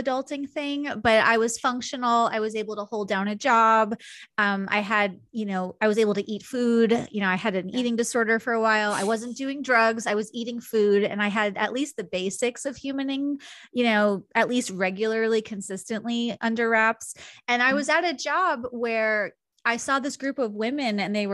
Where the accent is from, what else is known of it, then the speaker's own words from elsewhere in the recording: Long Island, New York, United States; I grew up in New York in a pretty, you know, like stereotypically Long Island Jewish family